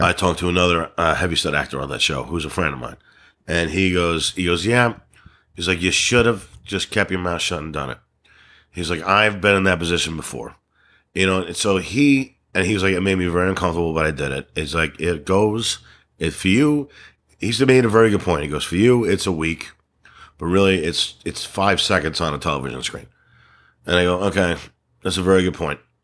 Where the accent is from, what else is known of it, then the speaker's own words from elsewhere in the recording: New York, United States; accent: New York; I'm from New York